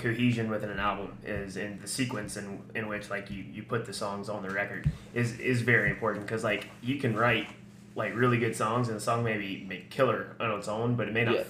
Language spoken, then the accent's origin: English; Eastern North Carolina, United States; I'm from Eastern North Carolina